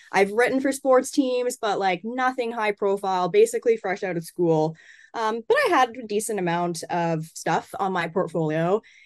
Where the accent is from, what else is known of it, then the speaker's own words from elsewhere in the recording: Canada; I'm from Canada.